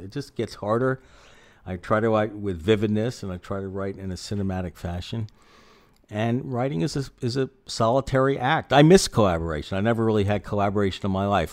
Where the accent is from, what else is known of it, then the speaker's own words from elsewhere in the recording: New York City, New York, United States; also born or lived in Philadelphia; now in Long Beach, Washington, United States; I grew up in Manhattan on the Upper West Side